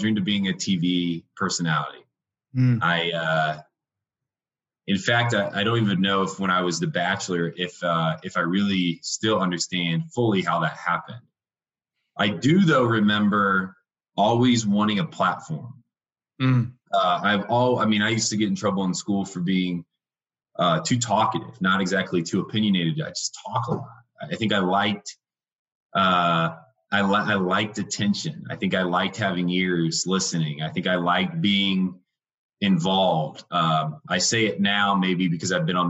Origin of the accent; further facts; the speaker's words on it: Indiana, United States; moved away as an adult; now in Denver, United States; I was raised in Indiana. It's a small little Midwestern state, in a small little town.